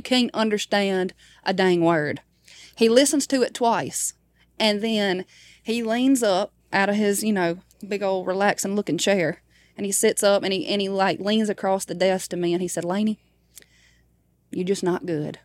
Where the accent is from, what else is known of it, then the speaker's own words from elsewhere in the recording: Baskin, Louisiana, United States; my hometown is called Baskin.